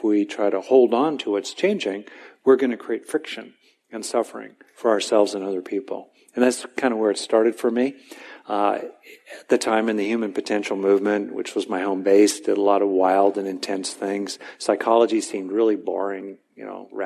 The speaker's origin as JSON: {"language": "English", "town": "West Covina", "region": "California", "country": "United States", "tie": "born or raised there", "said": "I grew up in Southern California, mainly in a decent, nurturing, basic family in the suburbs of LA in West Covina"}